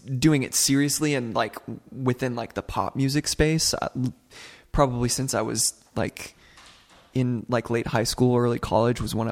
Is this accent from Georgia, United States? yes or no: yes; Alpharetta, Georgia, United States; moved away as an adult; now in Los Angeles, United States; I grew up in a suburb north of Atlanta called Alpharetta